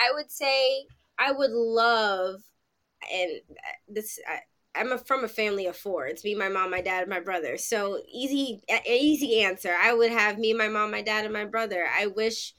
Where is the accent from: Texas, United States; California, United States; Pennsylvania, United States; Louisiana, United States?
Pennsylvania, United States; now in New York City, United States; I'm originally from Pennsylvania